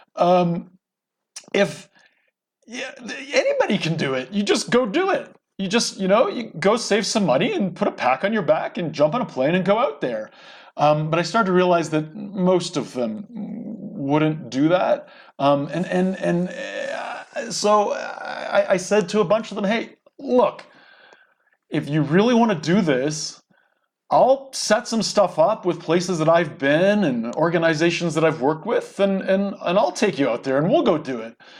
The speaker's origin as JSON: {"language": "English", "country": "Canada", "tie": "born or raised there", "moved": "as an adult", "lives_now": "United States", "said": "I grew up in Canada, by the way. I'm sort of a Canadian American."}